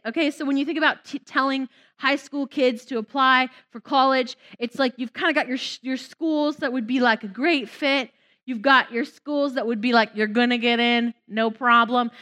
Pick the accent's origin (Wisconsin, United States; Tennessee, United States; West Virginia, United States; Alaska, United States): West Virginia, United States; moved away; also born or lived in Southlake, Texas; I grew up in West Virginia.